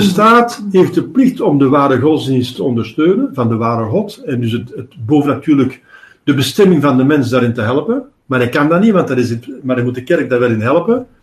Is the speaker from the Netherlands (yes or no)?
no; Antwerp, Flanders, Belgium; ik ben van Antwerpen